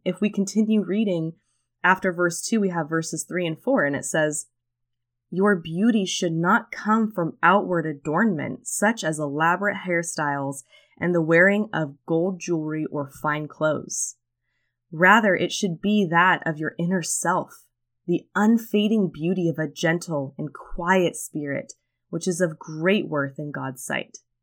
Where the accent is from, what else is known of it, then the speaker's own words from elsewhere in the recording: California, United States; I'm from California